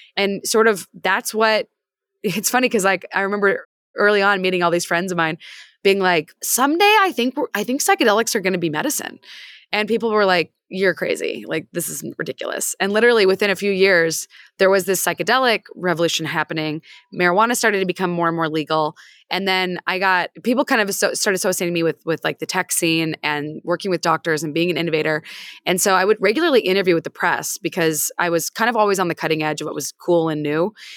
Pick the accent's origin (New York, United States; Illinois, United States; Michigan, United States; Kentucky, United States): Illinois, United States; Peoria; I grew up in Peoria, Illinois, which is basically America summarized